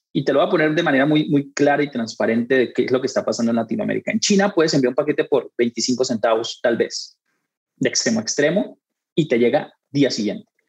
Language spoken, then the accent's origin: Spanish; Colombia; moved away as an adult; now in Mexico; yo soy colombiano, llegué a México tal vez a finales del 2008, 2009, por allá